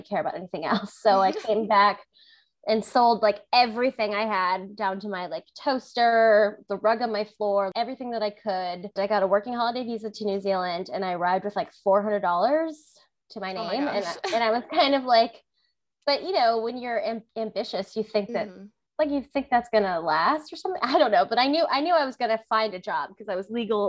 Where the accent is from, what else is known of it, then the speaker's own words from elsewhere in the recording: Hawaii, United States; moved away as an adult; also born or lived in Tucson, Arizona; I grew up in Hawaii, so I never really had the opportunity to travel outside of my island